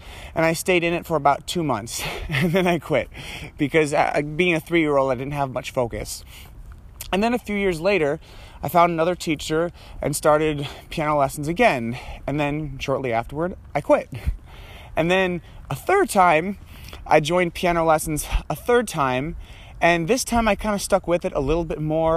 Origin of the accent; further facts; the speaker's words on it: Troy, Michigan, United States; also born or lived in Ann Arbor, Michigan; I grew up in Troy, not far from where I'm walking right now